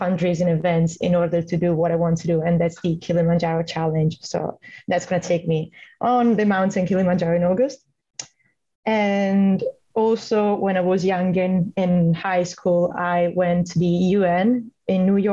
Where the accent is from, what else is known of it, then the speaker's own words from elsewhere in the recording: Italy; moved away as an adult; now in Stirling, United Kingdom; I'm from Italy.